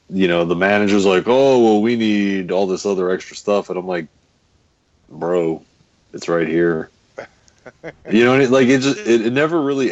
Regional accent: Lorain, Ohio, United States; where I grew up in Lorain, Ohio

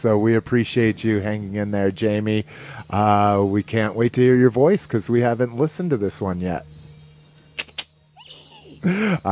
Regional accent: Albuquerque, New Mexico, United States; moved away; also born or lived in Las Vegas, New Mexico; that's where I was born, but I grew up in Albuquerque

